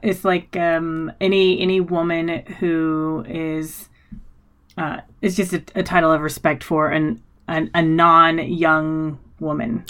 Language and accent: English; United States; I grew up in America